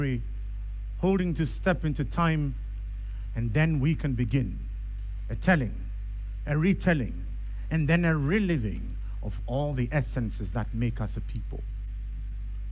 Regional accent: Ghana; I was born a free Ghanaian

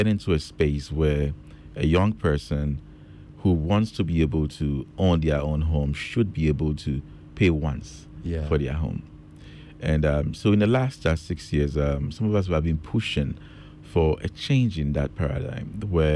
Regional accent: Kumasi, Ashanti, Ghana; moved away; also born or lived in London; I was born in Kumasi. Born in Konfonochi Teaching Hospital in Bantama

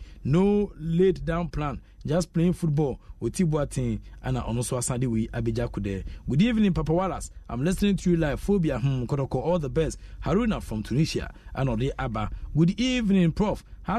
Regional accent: Ablekuma, Greater Accra, Ghana; from Ablekuma.

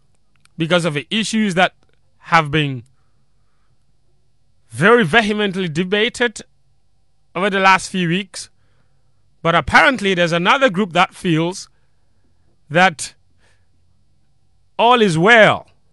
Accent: Tumu, Upper West, Ghana; moved away; I grew up in Tumu.

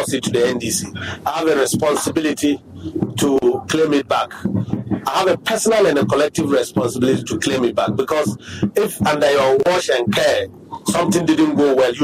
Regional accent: Sissala, Upper West, Ghana; born and bred in the Sasala land

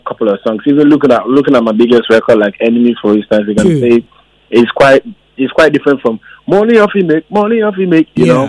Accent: Ghana; I'm a Ghanaian

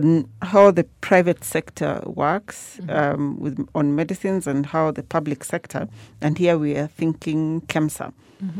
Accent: Kericho, Kericho County, Kenya; It's my hometown.

